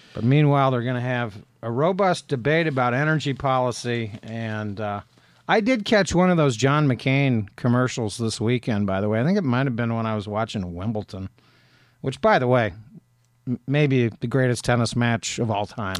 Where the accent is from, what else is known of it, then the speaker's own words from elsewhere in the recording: Appalachian Ohio, United States; I grew up in Appalachia, Ohio